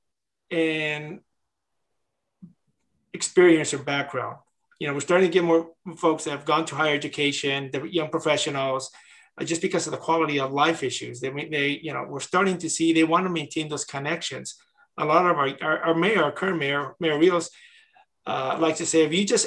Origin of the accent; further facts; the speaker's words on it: Riverbank, California, United States; also born or lived in Patterson, California / Bishop, California; now in Gonzales, United States; Then we moved to Riverbank, which at the time was 5,000 people